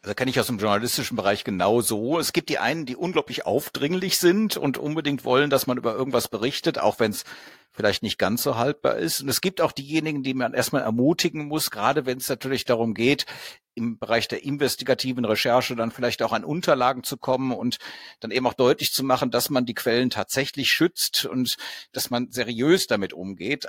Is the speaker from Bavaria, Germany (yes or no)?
no; Cologne, North Rhine-Westphalia, Germany; ich bin aus Köln irgendwie nie so richtig rausgekommen, war aber letztens nochmal in Köln-Porz-Zündorf an meinem alten Gymnasium